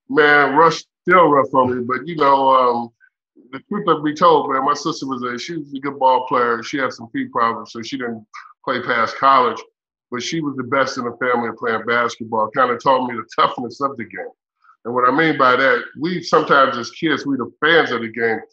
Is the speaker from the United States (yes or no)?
yes; Indiana, United States; I'm from Indiana